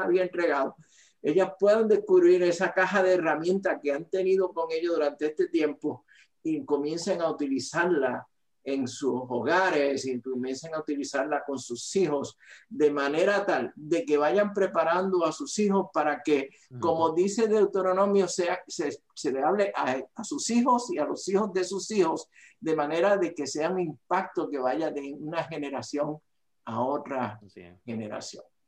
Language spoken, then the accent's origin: Spanish; Aguadilla, Puerto Rico; moved away; soy de Puerto Rico, de la isla del encanto, eh, del área noroeste de Puerto Rico, de la ciudad llamada el Jardín del Atlántico, eh, de Aguadilla, Puerto Rico